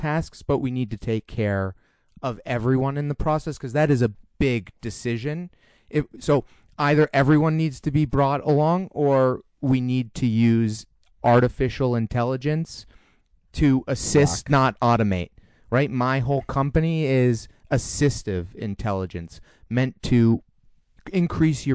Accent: Newton, Massachusetts, United States; I grew up in Newton, Massachusetts

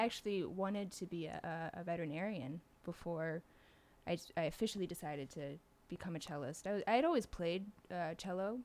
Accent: outside Philadelphia, Pennsylvania, United States; I grew up right outside Philly

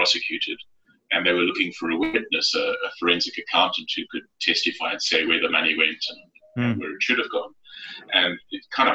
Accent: South Africa; moved away as an adult; now in North America; you could probably tell from the accent, I'm from South Africa originally

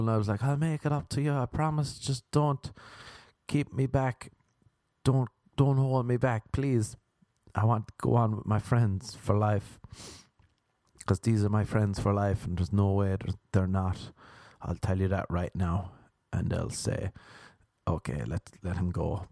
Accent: Ireland; now in United States; when I was growing up in Ireland

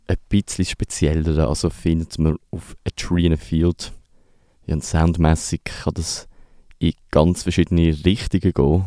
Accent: Basel, Basel-Stadt, Switzerland; Mir persönlich als Basler

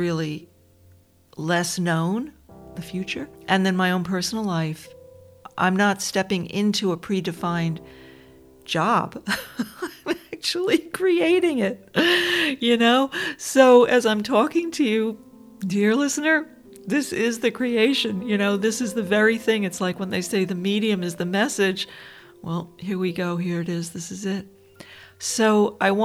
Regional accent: Dobbs Ferry, New York, United States; I was growing up outside of New York City in this beautiful suburb named Dobbs Ferry

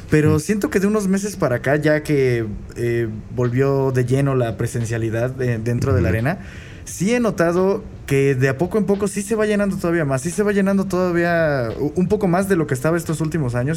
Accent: Mexico; a nosotros como mexicanos

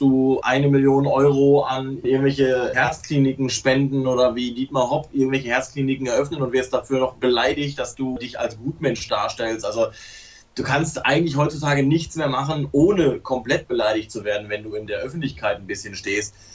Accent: Hamm, North Rhine-Westphalia, Germany; ich komme ja gebürtig aus dem Ruhrpott, bin gebürtiger Hammer

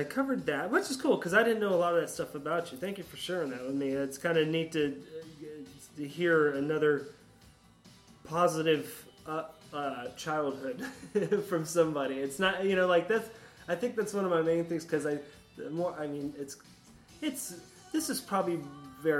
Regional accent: Sarasota, Florida, United States; also born or lived in Appalachia / New Hampshire; now in Gainesville, United States; I grew up that way in Sarasota

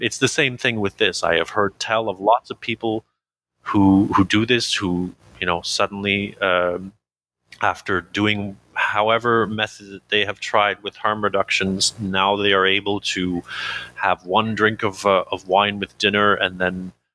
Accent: Canada; I'm Canadian

